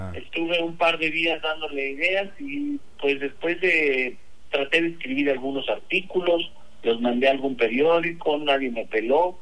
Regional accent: Mexico; Yo como buen mexicano, pues toda mi vida he consumido tortillas

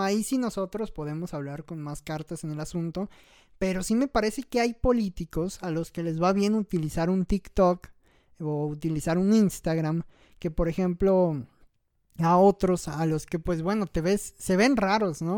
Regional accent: Mexico; los ciento y tantos millones que somos de mexicanos

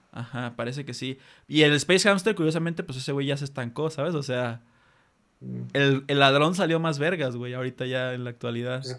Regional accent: Mexico; Aquí en México

